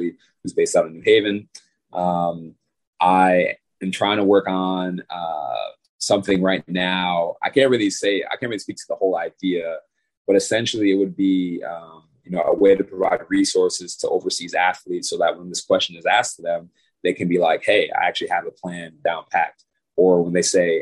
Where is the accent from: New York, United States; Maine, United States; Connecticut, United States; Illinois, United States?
Connecticut, United States; Bridgeport; I'm from Bridgeport, Connecticut.